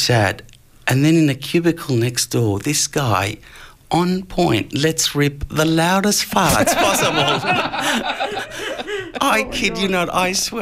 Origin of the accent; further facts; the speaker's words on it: Brunswick, Victoria, Australia; growing up in Brunswick